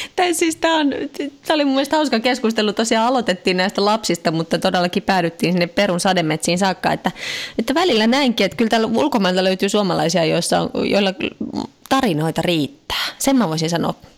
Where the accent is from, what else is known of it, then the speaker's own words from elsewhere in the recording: Finland; now in France; mä oon Suomesta